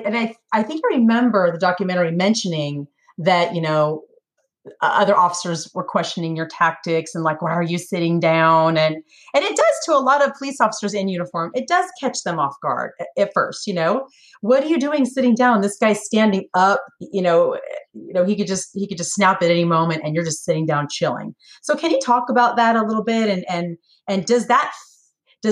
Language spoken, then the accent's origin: English; California, United States; moved away as an adult; now in Tennessee, United States; I was born and raised in California